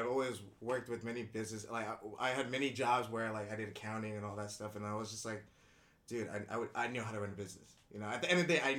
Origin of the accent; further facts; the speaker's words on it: Arcadia, California, United States; English is a second language; also born or lived in Jakarta, Indonesia; growing up in Arcadia, though, it was easy to learn English and everything because everybody was Asian. It was 90% Asian.